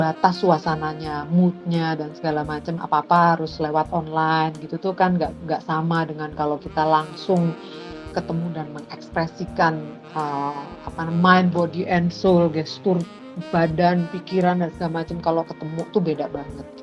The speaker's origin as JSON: {"language": "Indonesian", "region": "Java", "country": "Indonesia", "said": "sebagai orang Jawa, saya tuh menempatkan diri pada kondisi prihatin dan tirakat."}